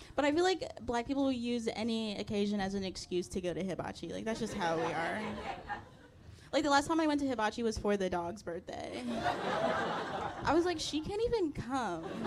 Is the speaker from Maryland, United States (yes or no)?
yes; Maryland, United States; moved away as an adult; also born or lived in Chicago; now in New York, United States; I'm from Maryland